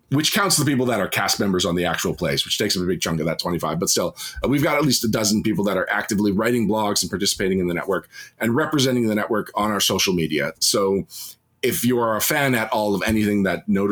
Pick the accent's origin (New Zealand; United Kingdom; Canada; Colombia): Canada; as a Canadian